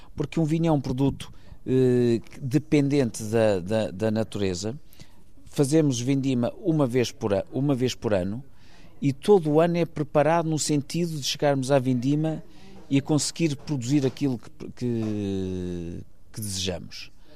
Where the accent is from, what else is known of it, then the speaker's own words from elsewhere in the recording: Maia, Norte, Portugal; also born or lived in Porto; nasci no Porto, mas vivi toda a minha vida numa, numa quinta que, na, na, Maia